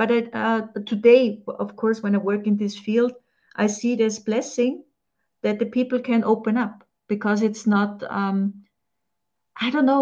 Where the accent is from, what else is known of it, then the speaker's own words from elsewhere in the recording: Austria; I'm from Austria